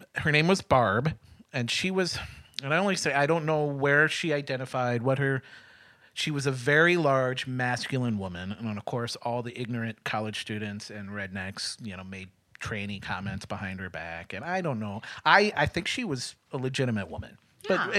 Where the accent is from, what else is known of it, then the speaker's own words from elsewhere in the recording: Midwest, United States; moved away as an adult; also born or lived in Springfield, Missouri; I'm a Midwesterner